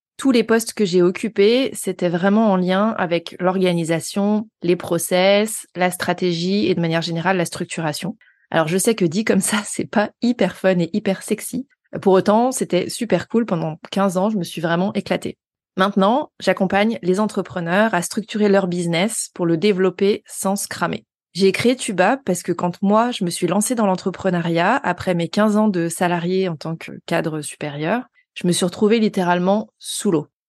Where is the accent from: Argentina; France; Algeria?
France; Haute-Savoie, Auvergne-Rhône-Alpes; now in Lyon, France; je suis originaire de Haute-Savoie